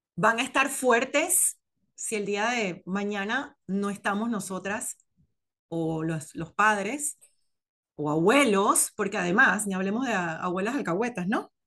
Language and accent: Spanish; Panama; moved away as an adult; now in United States; yo me fui de Panamá con 27, 26 años